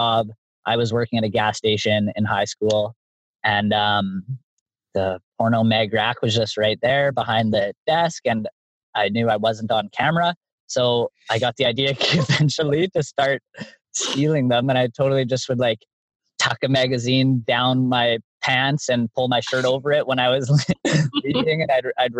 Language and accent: English; Canada; I'm from Canada